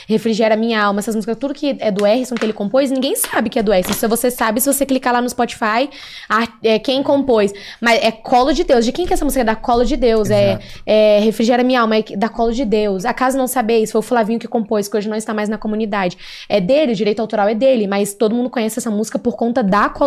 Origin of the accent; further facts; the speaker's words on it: Italy; Eu sou italiano, então